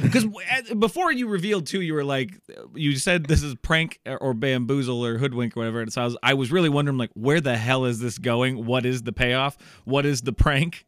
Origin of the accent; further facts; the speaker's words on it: Iowa, United States; I'm from Iowa. It's very methy here also